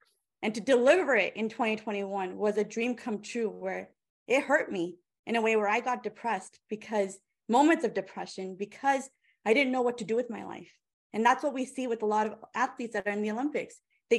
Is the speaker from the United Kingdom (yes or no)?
no; India; I am 33 years old. I'm an Indian woman. All those Indian uncles, aunties, our radars are going up.